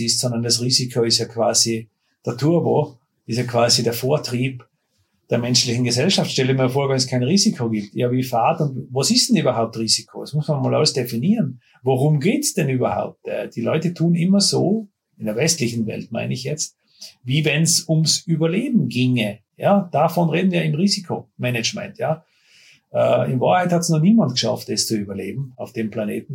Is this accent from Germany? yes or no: no; Austria; bei uns in Österreich